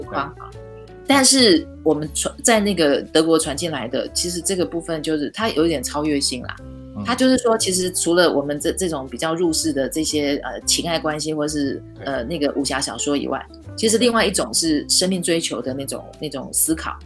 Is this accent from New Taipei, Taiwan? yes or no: no; Tainan, Taiwan; 我是台南人啊，我就是在嗯。台南的那个对。书局，背着书包看这些书